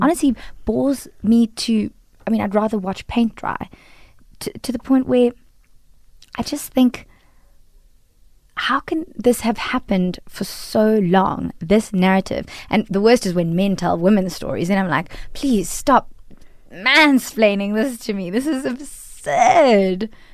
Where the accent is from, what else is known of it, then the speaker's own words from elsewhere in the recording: South Africa; As a, a woman of color in South Africa, I am typecast as an Indian